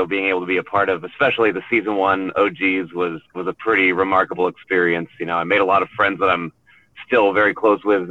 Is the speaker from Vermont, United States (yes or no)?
yes; Vermont, United States; moved away; I grew up in Vermont, so that was kind of my old stomping grounds when I was a kid.